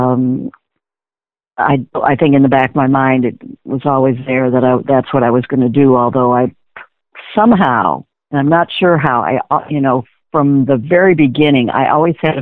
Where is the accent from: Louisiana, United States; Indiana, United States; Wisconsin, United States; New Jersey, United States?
Wisconsin, United States; Madison; I grew up in Madison, Wisconsin.